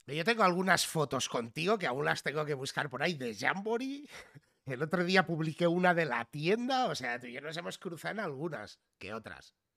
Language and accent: Spanish; Figueres, Catalonia, Spain; yo desde muy pequeñito, pues eh, nos fuimos a vivir a Figueras, al lado de la frontera.